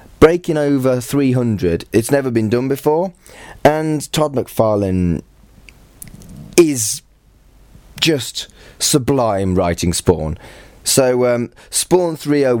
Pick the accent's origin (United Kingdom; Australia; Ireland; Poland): United Kingdom; I'm British and I don't sound anything like the Queen